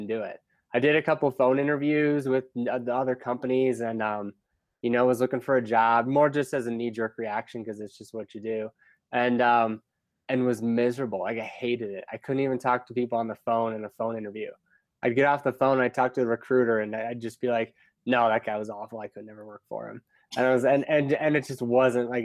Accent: Cleveland, Ohio, United States; also born or lived in California / Chicago; now in Denver, United States; I grew up in Cleveland

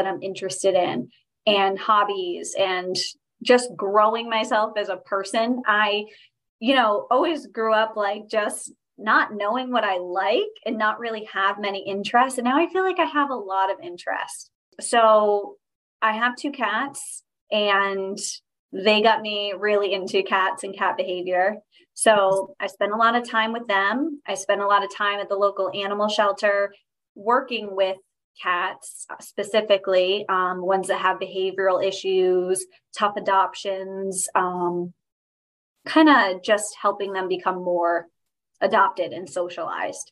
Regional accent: Newport, Rhode Island, United States; I'm from Newport, Rhode Island is where I'm living right now. I'm from this area. Haven't ventured out much

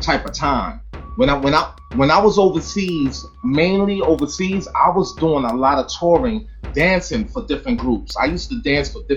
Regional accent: Brooklyn, New York, United States; moved away; also born or lived in Long Island / Baltimore, Maryland / Orlando, Florida; growing up in Brooklyn

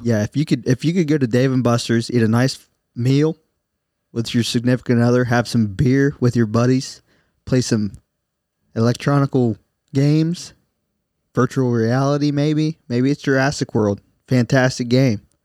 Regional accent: Southern Ohio, United States; We're from Southern Ohio

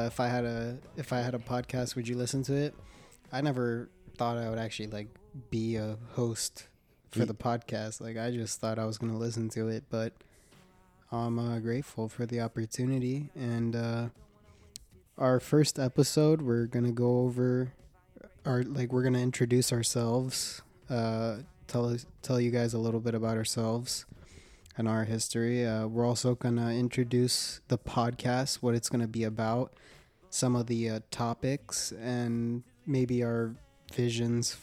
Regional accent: Phoenix, Arizona, United States; I was born here in Phoenix, Arizona

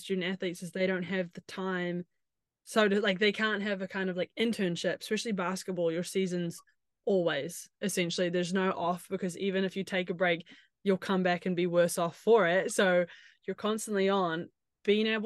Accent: New Zealand; moved away; I'm from New Zealand

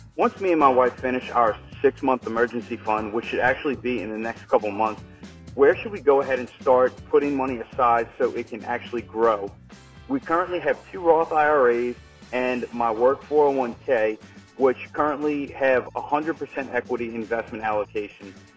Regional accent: New Orleans, Louisiana, United States; I'm thirty-two years old, and I'm from New Orleans, Louisiana

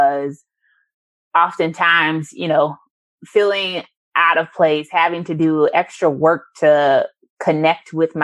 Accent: St. Louis, Missouri, United States; moved away; I'm originally from St. Louis, so that's where my roots are at.

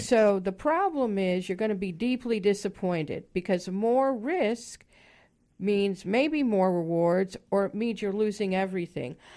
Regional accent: Chicago, Illinois, United States; moved away; originally from the Midwest also. I grew up in Chicago

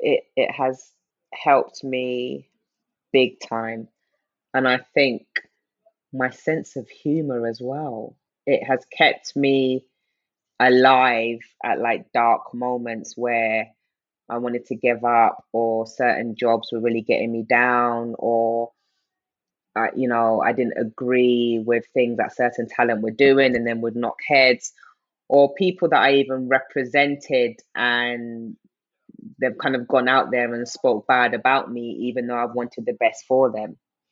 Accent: Nigeria; also born or lived in United Kingdom; That, yes, I was born into, I'm Nigerian, but obviously being Nigerian in the UK is very different than being Nigerian in Nigeria.

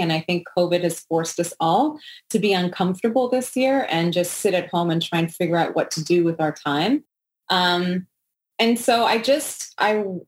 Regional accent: Montreal, Quebec, Canada; I'm from Montreal, Quebec

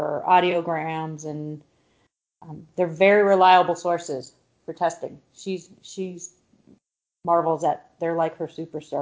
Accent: California, United States; moved away as an adult; also born or lived in Tampa, Florida; I'm from California

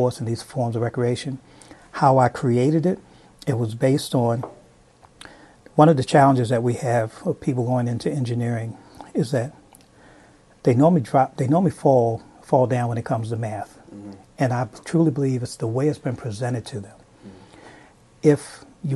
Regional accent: Baltimore, Maryland, United States; I grew up in Baltimore

